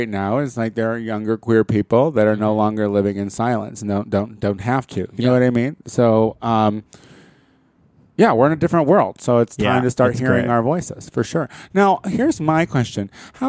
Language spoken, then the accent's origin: English; Tel Aviv, Tel Aviv District, Israel; The problem is, I'm from Tel Aviv, Israel, and there is not enough Tony around.